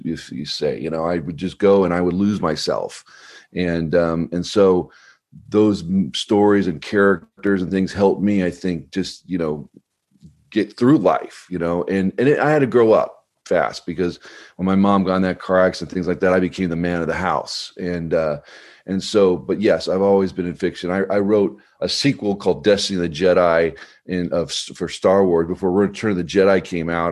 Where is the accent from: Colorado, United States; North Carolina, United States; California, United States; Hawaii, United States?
Colorado, United States; also born or lived in Clark Air Force Base, Philippines; we moved to Colorado. So right. About when I was two